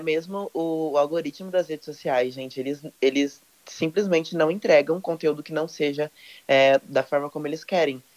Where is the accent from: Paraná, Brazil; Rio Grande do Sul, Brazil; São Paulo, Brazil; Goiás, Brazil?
São Paulo, Brazil; Olímpia; now in São José do Rio Preto, Brazil; atualmente moro em São José do Rio Preto, interior de São Paulo, mas eu nasci uhum. no Olímpia